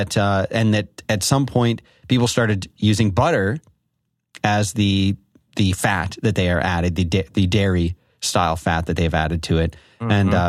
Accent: Philadelphia, Pennsylvania, United States; accent: Philadelphia; Well, I'll say it in my Philadelphia accent.

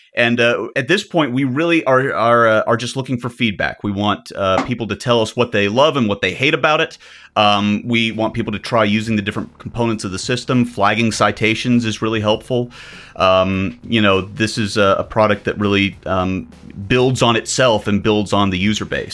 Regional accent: the South, United States; I'm an American. Doesn't everything sound dirtier in my accent? I'm from the South, too.

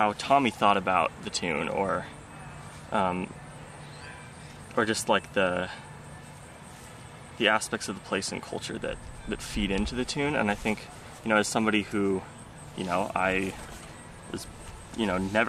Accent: Olympia, Washington, United States; growing up in Olympia

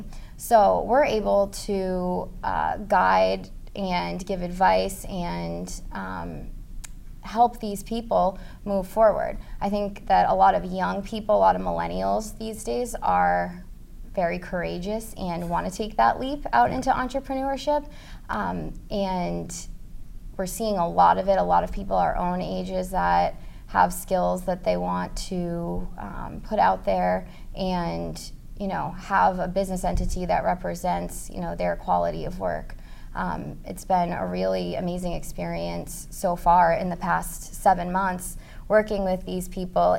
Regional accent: Manchester, New Hampshire, United States; I was born and raised in Manchester, New Hampshire

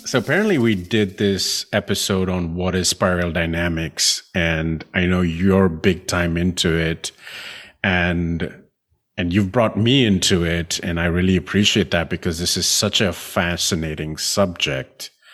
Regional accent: India; I grew up in India

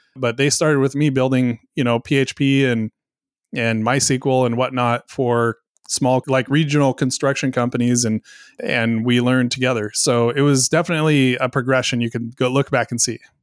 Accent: coast of Oregon, United States; moved away; also born or lived in Southwest Washington; about an hour away from where I grew up in the coast of, of Oregon

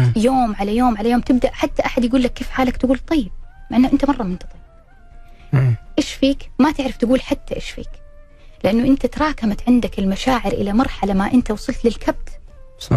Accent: Jeddah, Makkah Province, Saudi Arabia; عندنا في جدة

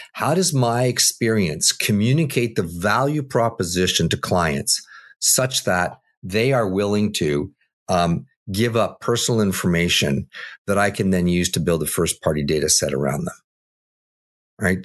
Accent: Canada; I'm Canadian

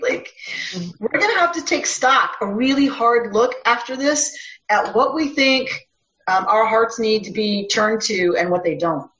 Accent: Minnesota, United States; also born or lived in Israel; I'm from Minnesota

